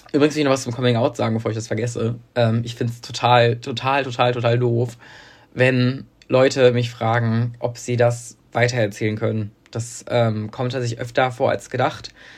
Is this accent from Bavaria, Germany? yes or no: no; Münster, North Rhine-Westphalia, Germany; weil das ja mein Heimatort ist